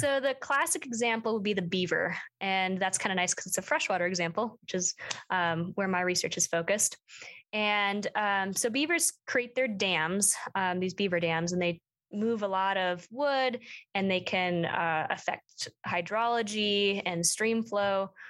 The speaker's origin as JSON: {"language": "English", "town": "Plymouth", "region": "Minnesota", "country": "United States", "tie": "born or raised there", "moved": "as an adult", "lives_now": "Bozeman, United States", "said": "I grew up in Minnesota, um, just outside the Twin Cities"}